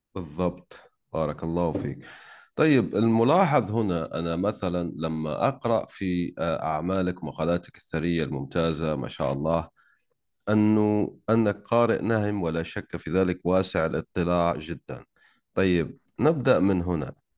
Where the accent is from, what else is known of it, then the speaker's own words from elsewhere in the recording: Algeria; أنا جزائري